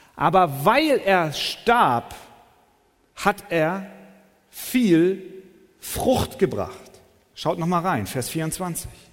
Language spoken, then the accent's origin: German; Hamburg, Germany; ich bin eher ein Stadtmensch, in den Straßenschluchten Hamburgs groß geworden